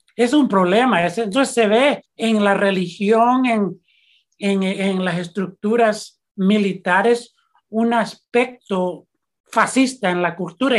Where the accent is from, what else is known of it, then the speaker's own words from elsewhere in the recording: San Francisco, California, United States; also born or lived in El Salvador; Yo soy de padres salvadoreños, nací en San Francisco, California, y soy periodista